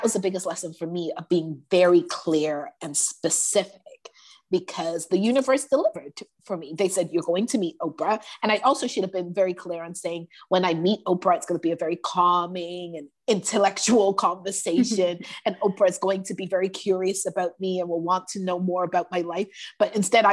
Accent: Toronto, Ontario, Canada; I grew up in Toronto housing, which is basically the projects

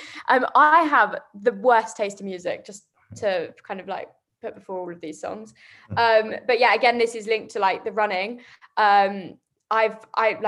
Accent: Chelmsford, East of England, United Kingdom; I come from Essex, they're like, oh, you don't sound like you come from Essex.

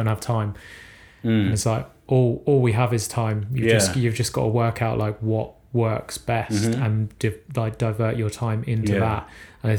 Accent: Croydon, London, United Kingdom

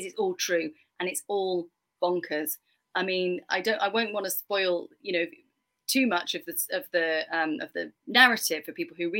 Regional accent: England, United Kingdom

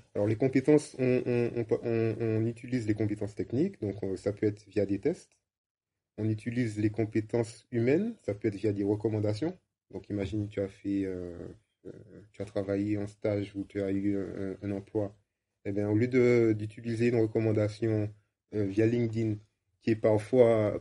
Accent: Martinique; moved away; also born or lived in Amsterdam

